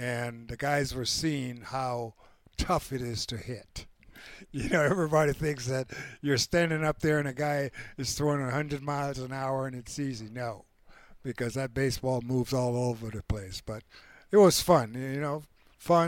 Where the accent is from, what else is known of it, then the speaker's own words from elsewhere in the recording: Panama; moved away; growing up in Panama at age 6